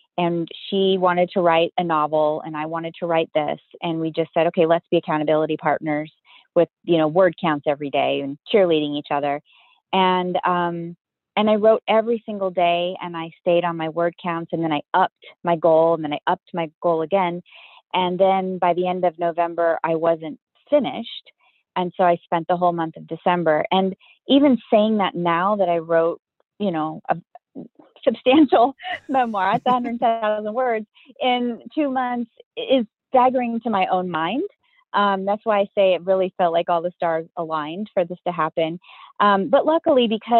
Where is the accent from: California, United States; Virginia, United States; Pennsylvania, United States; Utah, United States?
California, United States; Southern; I grew up in Southern California